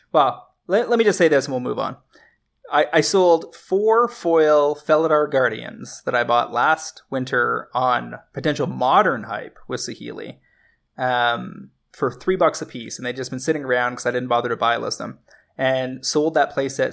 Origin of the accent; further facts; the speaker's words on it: Canada; as a Canadian